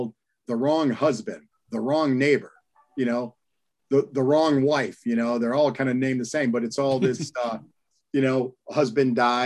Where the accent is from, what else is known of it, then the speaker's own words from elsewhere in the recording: Michigan, United States; I grew up in Michigan